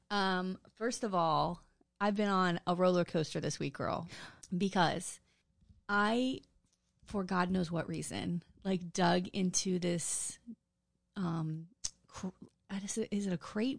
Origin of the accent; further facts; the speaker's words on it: New Orleans, Louisiana, United States; New Orleans is my hometown